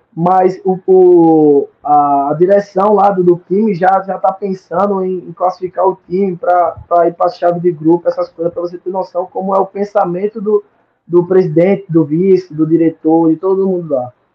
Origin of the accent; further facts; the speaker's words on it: Murici, Alagoas, Brazil; moved away as an adult; also born or lived in Maceió / São Paulo; now in Malta; eu vinha de Maceió, sou de Maceió, de Murici